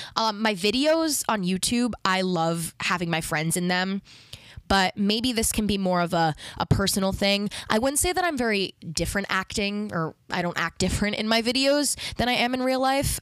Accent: New York City, New York, United States; I am from New York. I've lived here my whole life.

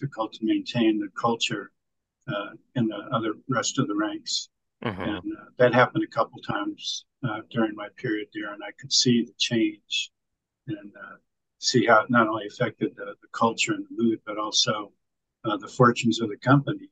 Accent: Northern California, United States; moved away as an adult; I was raised in the Northern California suburbs

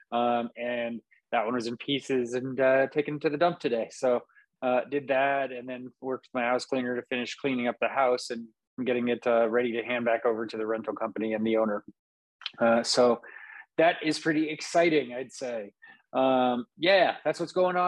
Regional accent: Napa, California, United States; moved away as an adult; now in Vacaville, United States; I grew up in Napa to a degree.

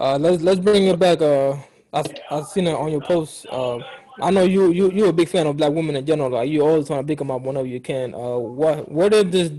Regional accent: South Sudan; moved away; me and you know my co-host here, we're both from South Sudan. You know, we're from Africa

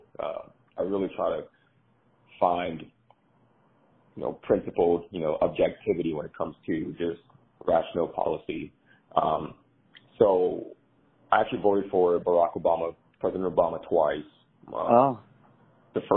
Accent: Georgia, United States; moved away as an adult; also born or lived in Democratic Republic of the Congo; now in California, United States; I'm a native Congolese. My entire family was born in the Congo, the Democratic Republic of Congo, came to the U.S. As a political asylee, and then moved to Georgia. I was raised in Georgia

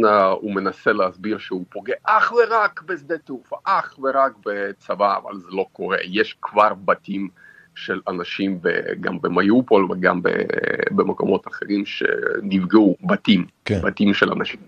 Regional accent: Mozyr, Gomel Region, Belarus; also born or lived in Israel; now in Kyiv, Ukraine; נולדתי בגבול אוקראינה בדרום, אה. עיר קטנה שנקראת מוזג.

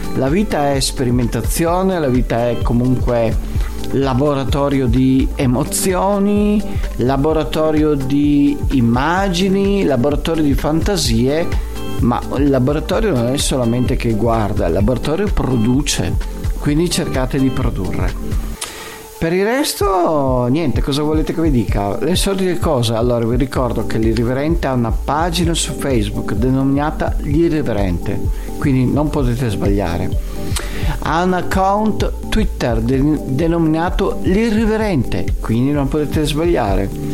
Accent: Venice, Veneto, Italy; io sono di Venezia

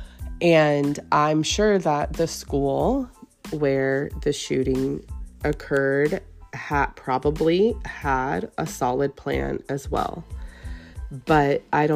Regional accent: Katy, Texas, United States; I'm local. I'm from Katy.

